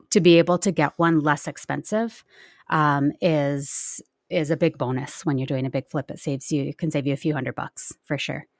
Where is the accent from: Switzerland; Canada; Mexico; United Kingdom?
Canada; Nelson, British Columbia; I'm, I'm from Nelson, well, just outside of Nelson, B C